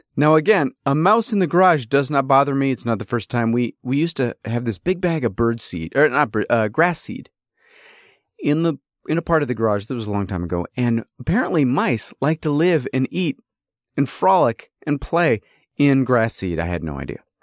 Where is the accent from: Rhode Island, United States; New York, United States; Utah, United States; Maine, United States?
New York, United States; upstate; also born or lived in California; I was born in California. I was raised in, uh, you know, upstate New York